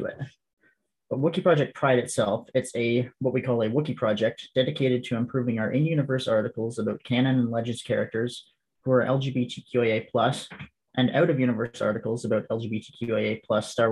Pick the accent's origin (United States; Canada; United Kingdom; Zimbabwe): Canada; being Canadian